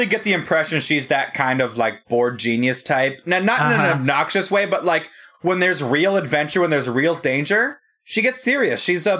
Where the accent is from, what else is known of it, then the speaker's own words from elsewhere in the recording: Hong Kong; born there; You know, I was born in Hong Kong.